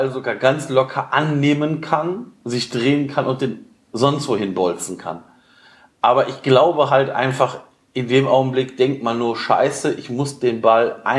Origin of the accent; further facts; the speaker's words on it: Cologne, North Rhine-Westphalia, Germany; Also ja, vielleicht ist man als Kölner mit Videoassistent